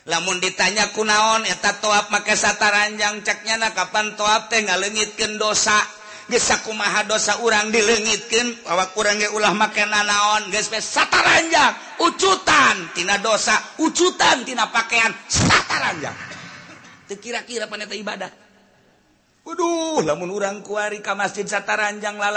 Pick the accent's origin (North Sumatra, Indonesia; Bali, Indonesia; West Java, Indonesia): West Java, Indonesia; Cirebon; kita orang Cirebon kita nggak dawaan tuh